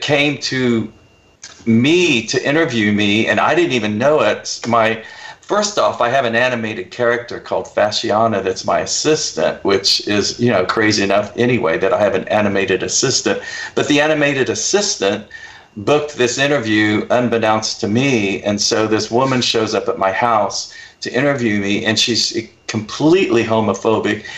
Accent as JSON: {"language": "English", "country": "United States", "tie": "born or raised there", "also_born_or_lived": "Oklahoma / Texas", "said": "growing up in Oklahoma and Texas"}